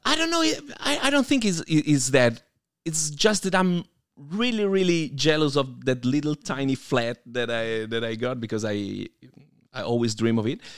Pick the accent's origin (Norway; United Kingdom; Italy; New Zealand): Italy; Piedmont; I grew up in a tiny, tiny city in Piemonte, which is oh. actually in the intersection between Piemonte and Lombardia